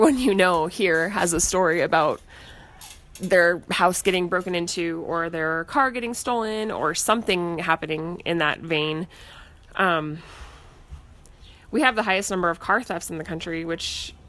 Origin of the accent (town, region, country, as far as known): United States